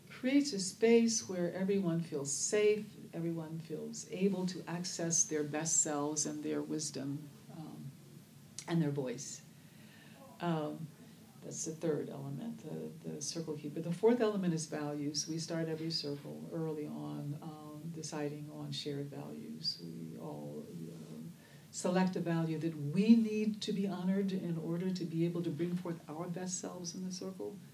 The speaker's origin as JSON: {"language": "English", "town": "Oakland", "region": "California", "country": "United States"}